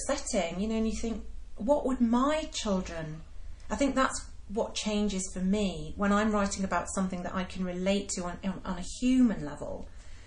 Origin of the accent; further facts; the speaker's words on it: Yorkshire and the Humber, United Kingdom; me growing up in Yorkshire